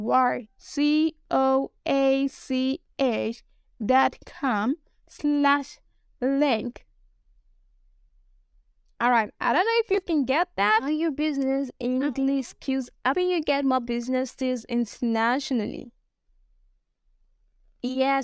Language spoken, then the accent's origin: English; Nigeria; accent: Nigerian; I'm a Nigerian